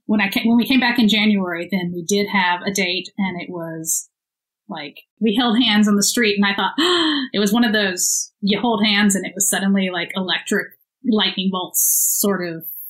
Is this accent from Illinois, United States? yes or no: no; Houston, Texas, United States; born or raised there; moved away as an adult; also born or lived in London